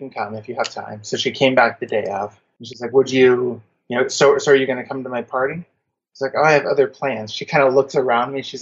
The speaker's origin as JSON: {"language": "English", "country": "Germany", "tie": "born there", "also_born_or_lived": "United States", "said": "I'm a military brat. Emphasis on the brat, not the military. um, I was born in Germany, kind of lived all over the U.S."}